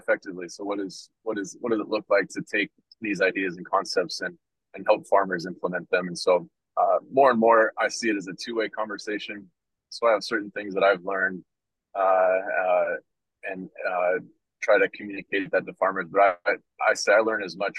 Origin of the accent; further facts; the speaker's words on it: Washington, United States; moved away as an adult; now in Nebraska, United States; I grew up in the Pacific Northwest, out in Washington State